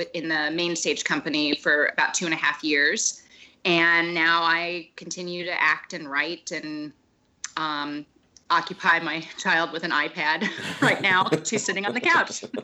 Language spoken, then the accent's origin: English; Dallas, Texas, United States; also born or lived in Chicago; now in Los Angeles, United States; I live in Los Angeles. I grew up in Dallas